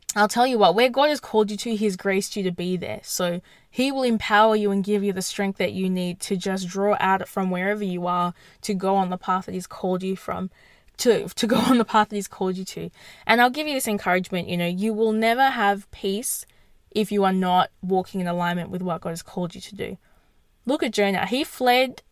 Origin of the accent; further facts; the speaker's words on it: Perth, Western Australia, Australia; I'm in I'm from Perth